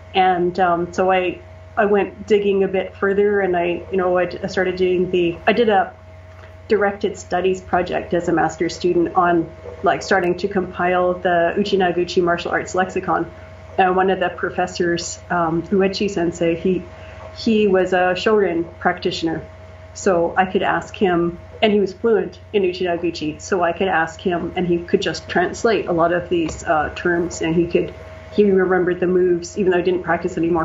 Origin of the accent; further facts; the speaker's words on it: Canada; also born or lived in Japan; I'm Canadian